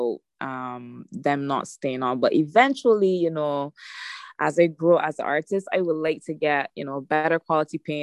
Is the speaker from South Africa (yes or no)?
no; Barbados; I'm from Barbados, so we don't really have a lot of that on the island.